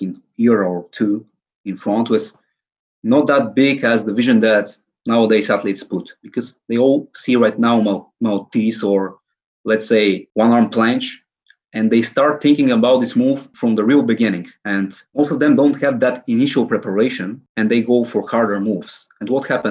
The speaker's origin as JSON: {"language": "English", "town": "Sofia", "region": "Sofia City", "country": "Bulgaria", "tie": "born or raised there", "said": "I'm currently 21 years old and I'm from Sofia, Bulgaria"}